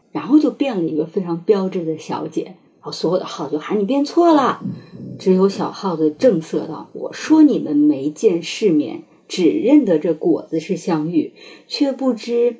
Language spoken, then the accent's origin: Chinese; China; 我们中国人